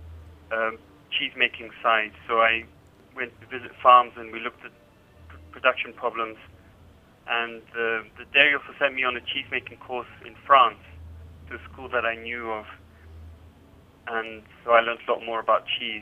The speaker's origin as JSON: {"language": "English", "country": "Zambia", "tie": "born or raised there", "also_born_or_lived": "Switzerland", "moved": "yes", "lives_now": "London, United Kingdom", "said": "I was born in Zambia, grew up there, and then I went to Switzerland"}